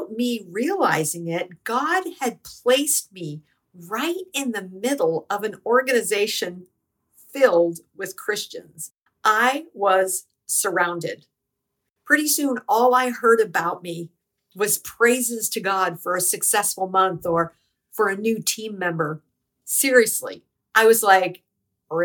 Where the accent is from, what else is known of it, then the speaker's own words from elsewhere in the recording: United States; I'm not Jewish. I'm American.